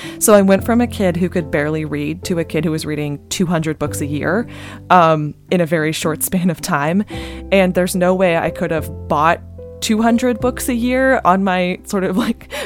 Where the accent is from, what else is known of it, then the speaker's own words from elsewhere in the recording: Bay Area, California, United States; I grew up in the Bay Area